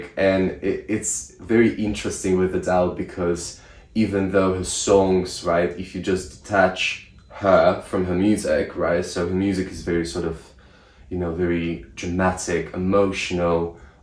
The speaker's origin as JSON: {"language": "English", "country": "Russia", "moved": "yes", "lives_now": "United Kingdom", "said": "I'm from Russia"}